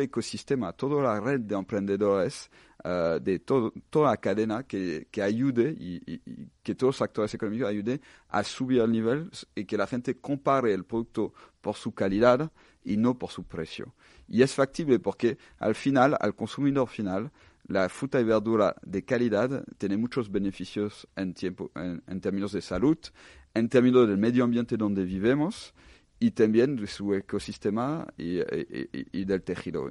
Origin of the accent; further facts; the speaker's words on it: France; now in Spain; soy, soy francés